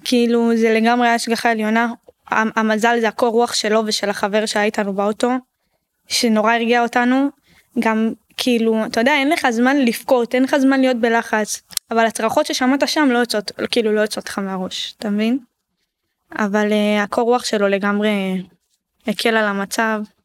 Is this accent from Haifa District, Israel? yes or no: no; Ashdod, Southern District, Israel; גדלנו באשדוד